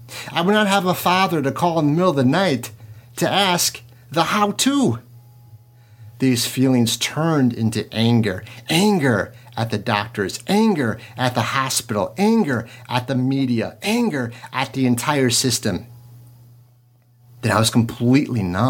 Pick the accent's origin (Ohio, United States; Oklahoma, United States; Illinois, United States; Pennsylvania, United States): Illinois, United States; DeKalb; I am from DeKalb, Illinois, the headquarters of Monsanto